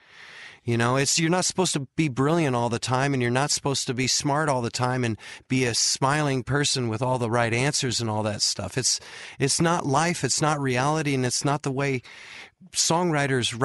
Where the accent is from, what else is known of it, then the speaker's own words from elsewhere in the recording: San Diego, California, United States; I'm from San Diego